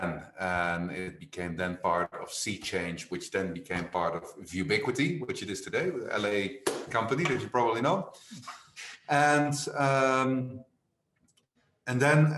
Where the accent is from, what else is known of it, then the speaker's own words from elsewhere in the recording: Netherlands; moved away as an adult; also born or lived in London; now in Spain; I was born in the Netherlands. I studied in the Netherlands.